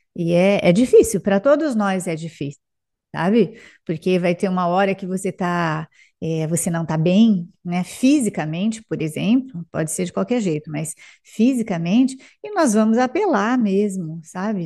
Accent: Araçatuba, São Paulo, Brazil; now in São José do Rio Preto, Brazil; Pertinho daqui, Araçatuba

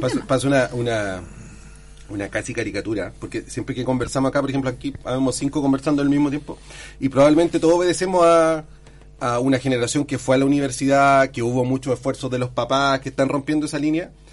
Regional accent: Chile

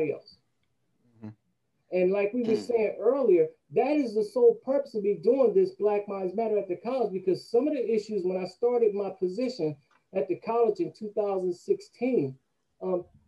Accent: Atlantic City, New Jersey, United States; I'm from Atlantic City.

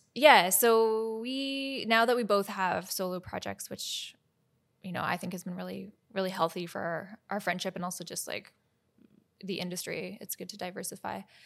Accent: Victoria, British Columbia, Canada; also born or lived in Nelson, BC / Nashville, Tennessee / Boston; now in Vancouver, Canada; we moved from Nelson, BC to Victoria and I started taking lessons from like a very incredible teacher, Jen

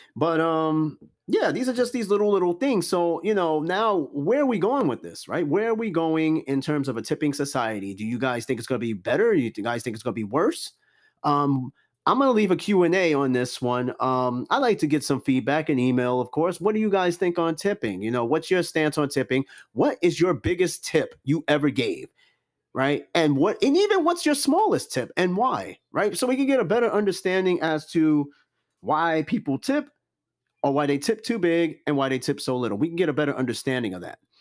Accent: New York City, New York, United States; I'm from Brooklyn too.

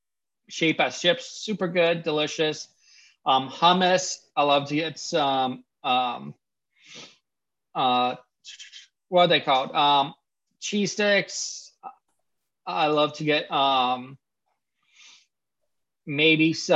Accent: Pennsylvania, United States; I grew up in Pennsylvania.

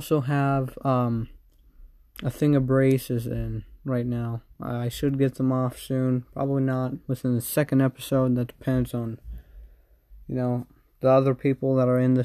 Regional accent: United States; I'm American

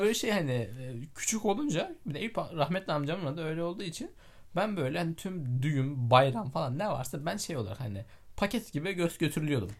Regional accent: Osmaniye, Turkey

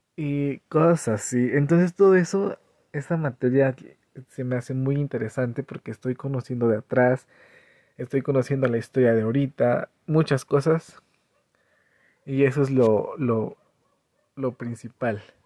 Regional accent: Cañada de Flores, Hidalgo, Mexico; Soy de Cañada de Flores

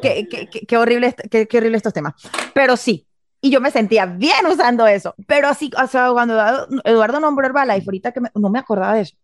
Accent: Venezuela; yo soy venezolana

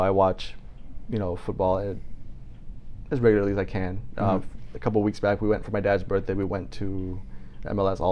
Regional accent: Puerto Rico; moved away; growing up in Puerto Rico, my grandparents and great-grandparents, uncles were all on the same street

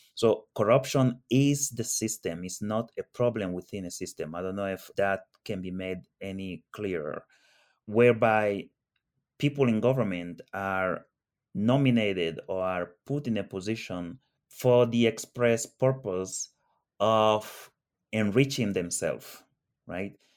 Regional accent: Annobón, Equatorial Guinea; moved away; I grew up in Equatorial Guinea, like uh, Lucas, and I was born there and I grew up there

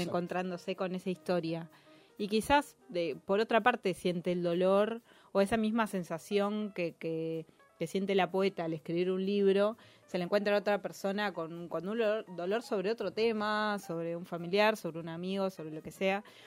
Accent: Merlo, Buenos Aires Province, Argentina; yo soy de Merlo

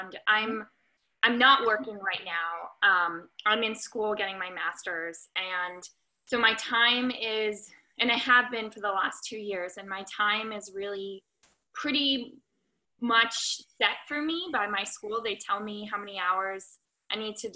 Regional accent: United States; now in Santa Monica, United States; I currently live in Santa Monica, California, although I'm from Washington, D.C., or Maryland originally.

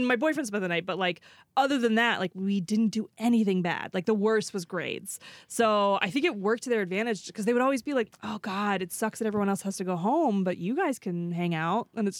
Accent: Morgan Hill, California, United States; I grew up in the middle of nowhere, like in the boonies.

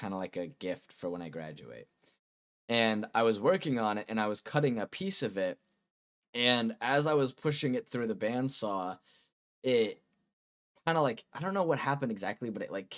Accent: Massachusetts, United States; I'm from Massachusetts

